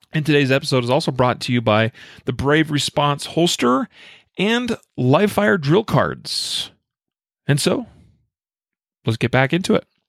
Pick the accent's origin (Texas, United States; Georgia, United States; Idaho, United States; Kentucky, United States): Idaho, United States; I am from Idaho